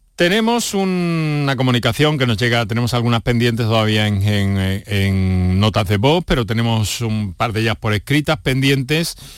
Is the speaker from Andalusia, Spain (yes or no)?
yes; Andalusia, Spain; andaluces o como población o ciudadanos que vivimos en Andalucía